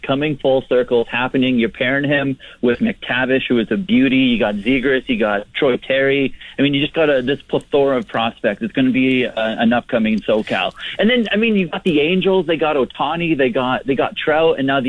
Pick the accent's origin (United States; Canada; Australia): Canada; Regina, Saskatchewan; Okay, so I grew up in Regina.